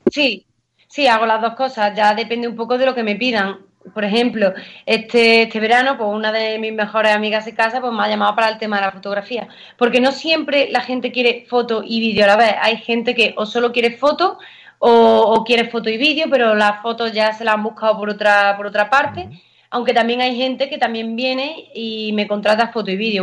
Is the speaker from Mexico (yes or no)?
no; Valle de los Pedroches, northern Córdoba, Andalusia, Spain; soy del norte de Córdoba, de la zona de los Pedroches, del Valle de los Pedroches